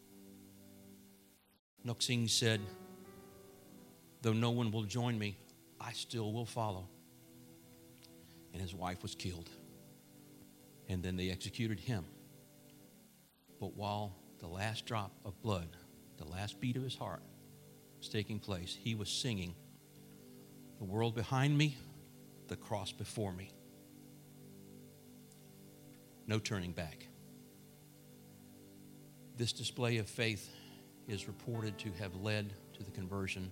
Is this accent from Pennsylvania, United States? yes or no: no; Plant City, Florida, United States; I'm from Plant City